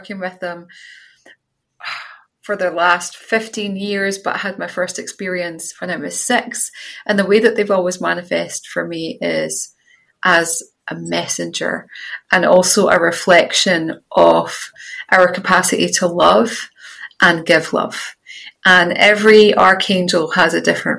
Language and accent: English; Scottish countryside, Scotland, United Kingdom; I had the privilege of growing up in the Scottish countryside where I'm now living again.